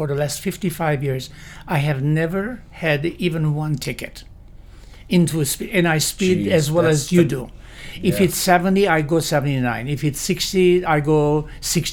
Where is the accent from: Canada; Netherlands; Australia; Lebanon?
Lebanon; moved away as an adult; also born or lived in Syria / Miami, Florida, United States; now in Lake County, United States; My heritage is Armenian. I grew up in Syria as well as in Lebanon.